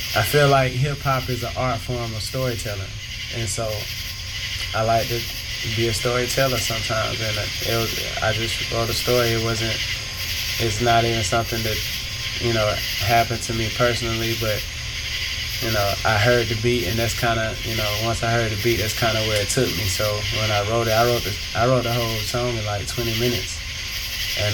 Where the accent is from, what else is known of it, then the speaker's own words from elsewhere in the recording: South Carolina, United States; moved away as an adult; also born or lived in Tennessee; now in Atlanta, United States; I was born in Tennessee. Okay. But if you ask me where I'm from, I'm gonna tell you I'm from South Carolina because that's where I grew up